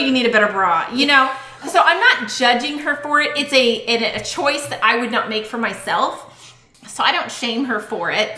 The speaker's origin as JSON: {"language": "English", "town": "Boston", "region": "Massachusetts", "country": "United States", "tie": "born or raised there", "moved": "yes", "lives_now": "Texas, United States", "said": "I grew up in Boston."}